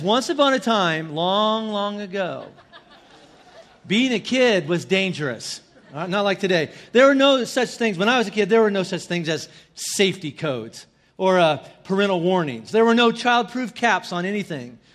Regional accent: northern Indiana, United States; in my hometown in northern Indiana

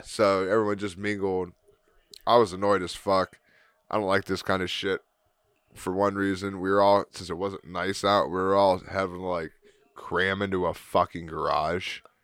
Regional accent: Canton, Ohio, United States; What are we from, Canton? Are we Cantonians?

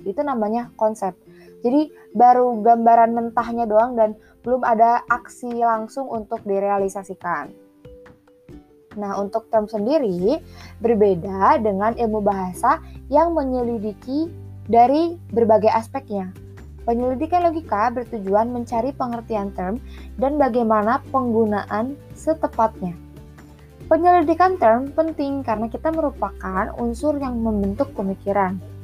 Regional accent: West Java, Indonesia; Aku suku Sunda

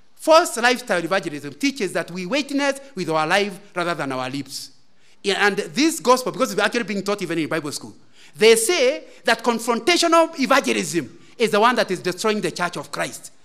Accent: Central Province, Kenya; moved away; also born or lived in Kisumu; I come from Central Province

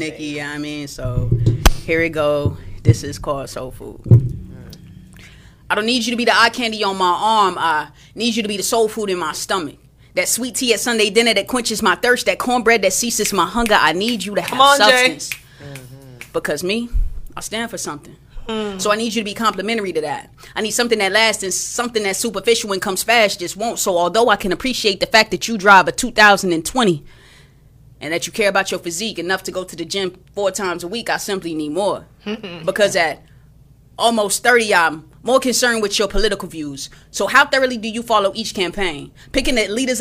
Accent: Texas, United States; I'm from Texas

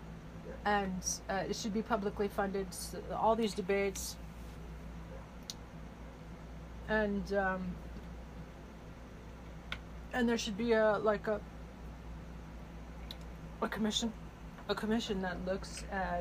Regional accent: Bridgeport, California, United States; I'm from Bridgeport, California

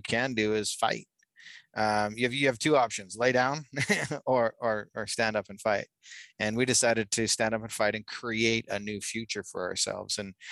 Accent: Calgary, Alberta, Canada; now in Utah, United States; I actually grew up in Canada. I'm from Calgary, Alberta.

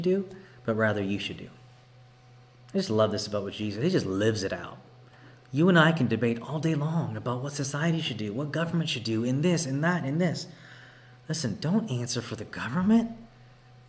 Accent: Texas, United States; now in Oregon, United States; I was raised in Texas, born and raised

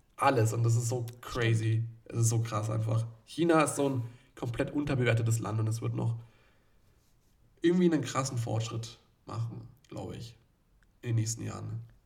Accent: Nuremberg, Bavaria, Germany; ich als Nürnberger

